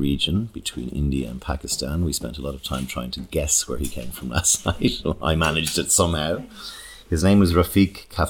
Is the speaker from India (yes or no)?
no; Dublin, Leinster, Ireland; born or raised there